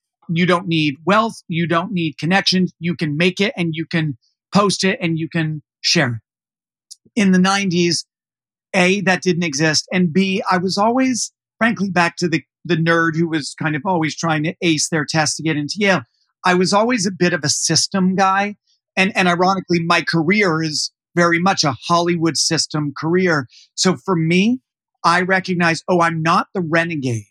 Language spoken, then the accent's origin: English; Canada; moved away; I grew up in Canada.